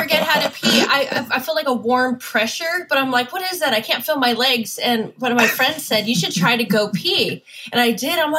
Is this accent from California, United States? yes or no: yes; Los Angeles, California, United States; Born and raised in LA. I'm a SoCal girl.